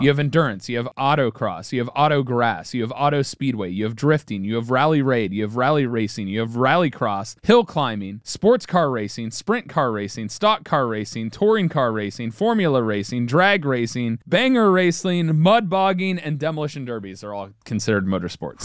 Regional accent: Cincinnati, Ohio, United States; I'm from Cincinnati, Ohio, and I'm German, not French.

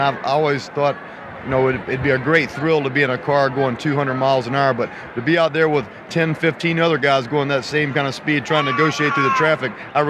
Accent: Virginia, United States; I grew up in Virginia. Of course, that's in the racing belt itself.

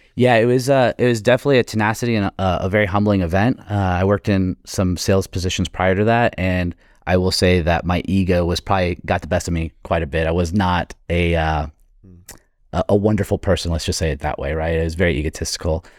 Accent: Florida, United States; I was growing up in Florida

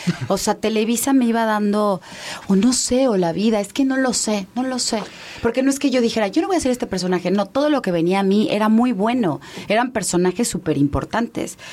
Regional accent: Mérida, Yucatán, Mexico; moved away; also born or lived in Mexico City; Yo crecí en Mérida.

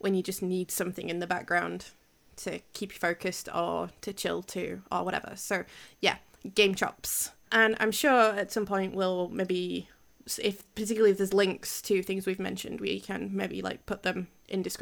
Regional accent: Yorkshire and the Humber, United Kingdom; accent: Yorkshire

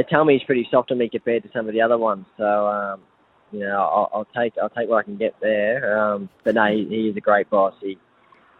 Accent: Victoria, Australia; also born or lived in New South Wales; now in Brisbane, Australia; I grew up in Victoria

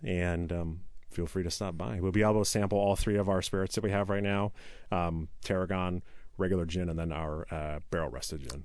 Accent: Issaquah, Washington, United States; also born or lived in Tacoma / Seattle / Renton; I grew up in Issaquah. I was born in Tacoma, but moved up there, early, moved up to the Issaquah area early in life.

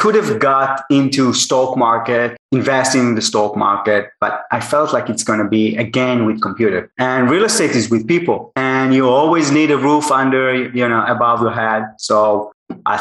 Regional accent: Israel; I'm from Israel and I worked in American tech company.

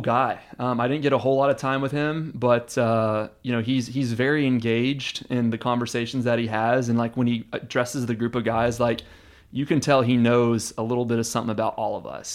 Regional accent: Houston, Texas, United States; also born or lived in Austin, Texas; I was born and raised in Houston, but, uh, I've spent six years in Austin, and, uh, I consider this to be home

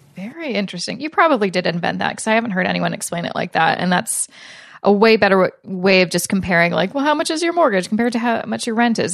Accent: Canada; I'm Canadian

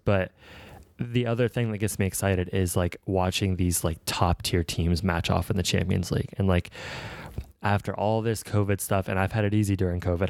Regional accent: Atlanta, Georgia, United States; I'm, I'm from Atlanta

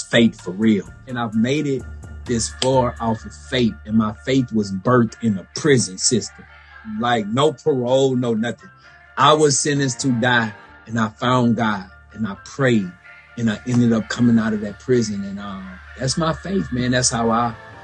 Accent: Baton Rouge, Louisiana, United States; I'm from Baton Rouge, Louisiana

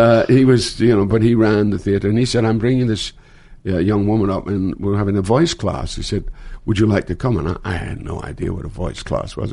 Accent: Scotland, United Kingdom; moved away as an adult; now in United States; I started in my hometown in Scotland

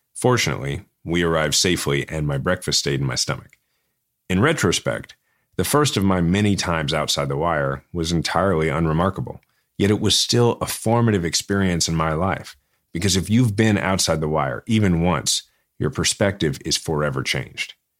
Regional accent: Kansas City, Missouri, United States; my hometown

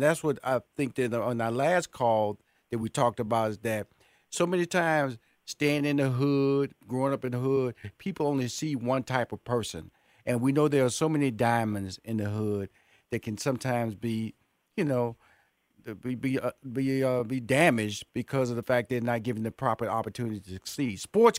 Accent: Houston, Texas, United States; because I come from the hood. I grew up in Fifth Ward, and just like your parents, they moved me to Northeast.

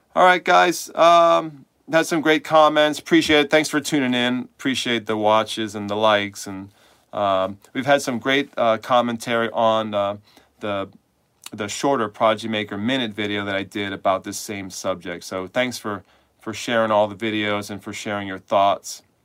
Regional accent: New York City, New York, United States; moved away as an adult; now in Manchester, United States; I'm from New York City, but I'm here now

